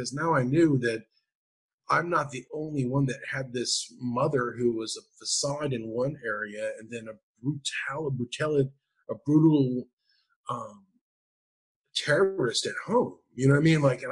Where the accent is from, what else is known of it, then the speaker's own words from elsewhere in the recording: Anchorage, Alaska, United States; I grew up in Anchorage, Alaska